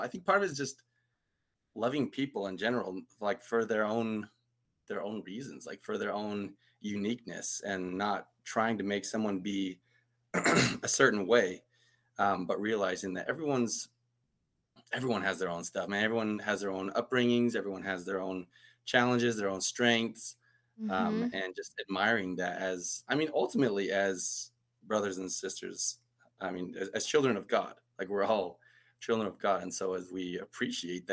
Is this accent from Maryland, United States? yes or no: no; Muleshoe, Texas, United States; I'm actually from a small town called Muleshoe.